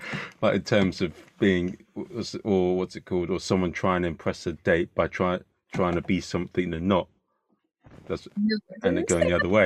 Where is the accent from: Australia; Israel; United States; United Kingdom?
United Kingdom; London; I said I was from London